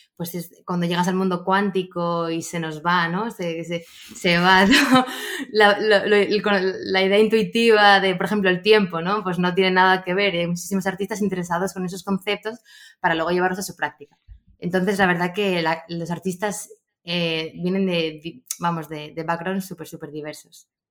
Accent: Gijón, Asturias, Spain; Yo soy de Gijón

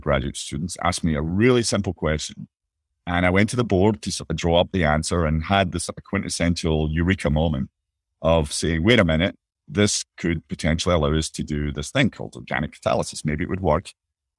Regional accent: Bellshill, Scotland, United Kingdom; moved away; I was born and grew up just outside of Glasgow in a place called Bellsill

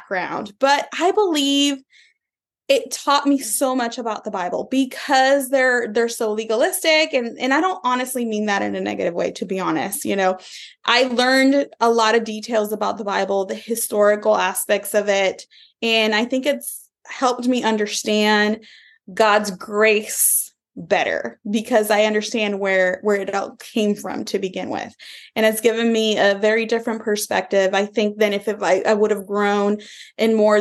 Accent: Puerto Rico; I am originally from Puerto Rico. I was born in 1979 in the beautiful island of Puerto Rico

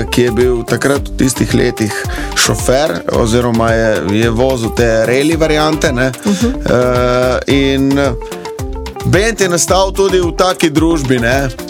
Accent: Dutovlje, Littoral, Slovenia; also born or lived in Ljubljana; jaz sem prav iz Dutovelj na Krasu

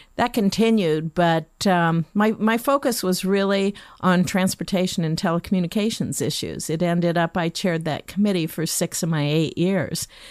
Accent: Lincoln, Nebraska, United States; I was born and raised in Lincoln.

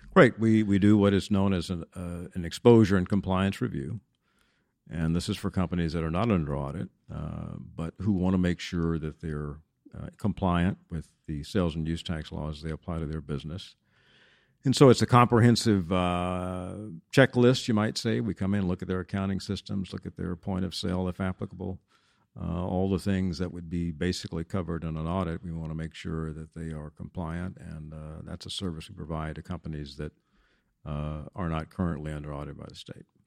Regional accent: Denton, Texas, United States; also born or lived in Washington, D.C.; I'm a native Texan, was, uh, born and raised in Denton

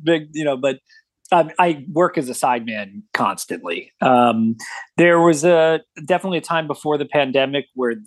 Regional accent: Midwest, United States; also born or lived in Cincinnati; now in Chicago, United States; I'm unabashedly a Midwesterner.

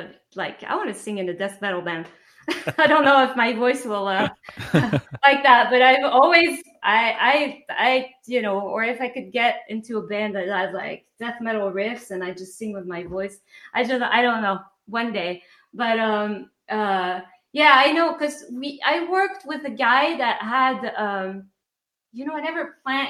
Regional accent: France; accent: French; English is a second language; moved away; my French accent

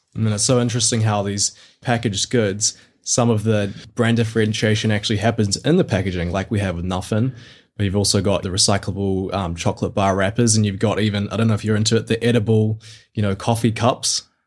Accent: Mount Maunganui, Bay of Plenty, New Zealand; my hometown down in Mount Maunganui, New Zealand.

